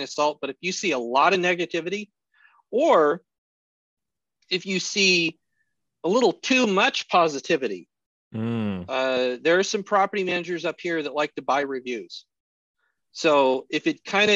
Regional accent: Colorado, United States; now in Alaska, United States; I grew up in Colorado, so I was used to snow

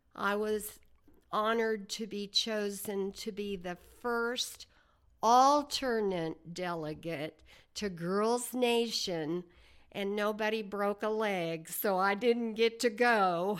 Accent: Ames, Oklahoma, United States; I was born in nineteen thirty-seven on a farm near Ames, Oklahoma

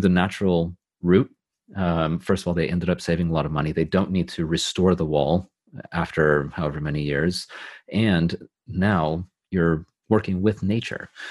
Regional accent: California, United States; also born or lived in Los Angeles / San Francisco Bay Area; now in United Kingdom; I'm from California. I've lived both in Los Angeles and uh, the Bay Area near San Francisco

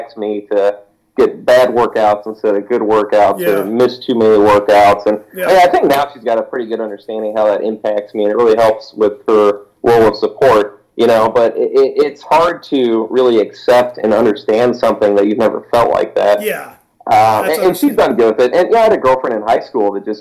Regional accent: Missouri, United States; moved away as an adult; also born or lived in Nebraska; now in Wisconsin, United States; I'm from Missouri, and back in Missouri, I mean, all my friends knew me as this guy that, did a lot of sports

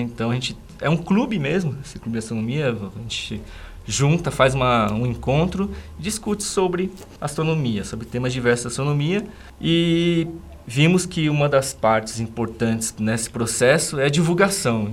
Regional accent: São Paulo, Brazil; moved away as an adult; also born or lived in Sorocaba; now in Guarapuava, Brazil; Eu, como paulistano, né, pessoa que nasceu lá em São Paulo, nunca gostei da cidade de São Paulo

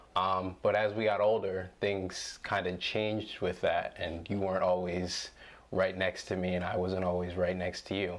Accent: Williamstown, United States; growing up in Williamstown which is a predominantly white space

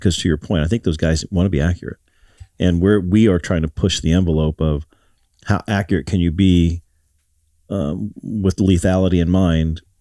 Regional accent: Ohio, United States; I'm from Ohio

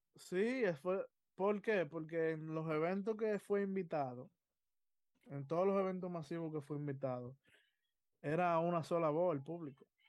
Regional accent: Dominican Republic; nosotros dominicanos, yo me tengo que incluir porque somos dominicanos

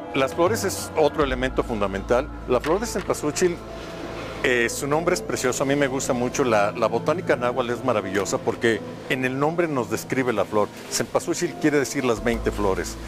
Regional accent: Mexico; nosotros como mexicanos somos herederos de los olmecas

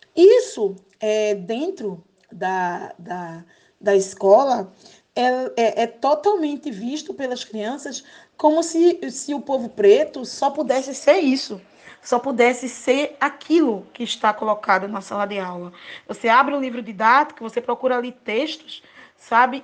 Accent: Recife, Pernambuco, Brazil; Sou aqui de Recife é, bem periférica do bairro da Água Fria

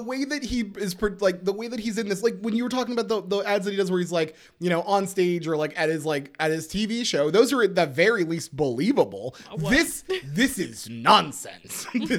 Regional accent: New Jersey, United States; I'm legit, I'm from Jersey, guy.

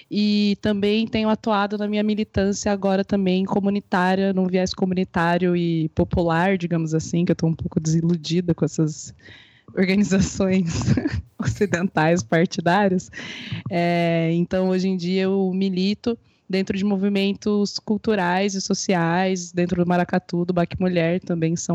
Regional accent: Paraná, Brazil; Eu sou do interior do Paraná.

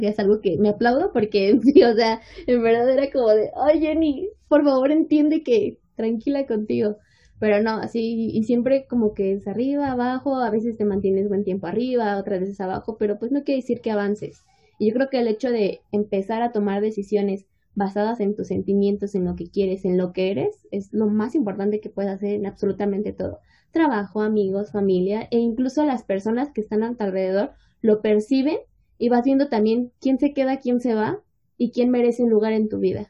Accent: State of Mexico, Mexico; nosotros somos de México, en específico del Estado de México

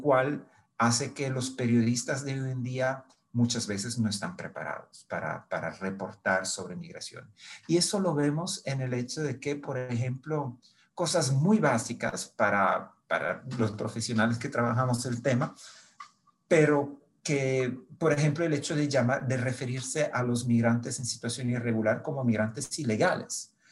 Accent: Brindisi, Apulia, Italy; Spanish is a second language; moved away; nací en Italia, en una ciudad que se llama Brindisi

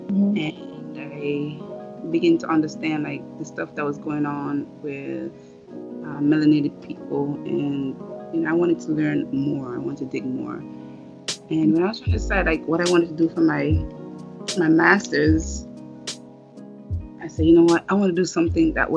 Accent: New York City, New York, United States; also born or lived in Jamaica; I was born in Jamaica, pretty much raised in New York City

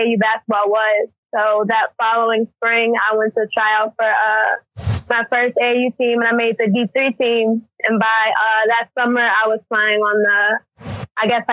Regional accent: Arlington, Virginia, United States; I'm from Arlington, Virginia

